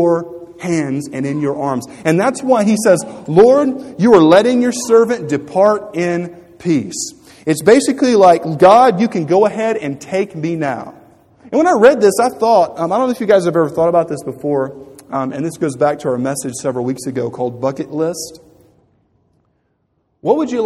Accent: Louisiana, United States; growing up in Louisiana along the banks of the Mississippi River

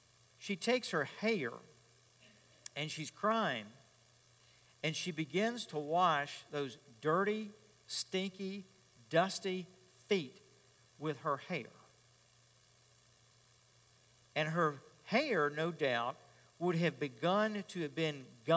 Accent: Richmond, Virginia, United States; I grew up in Richmond

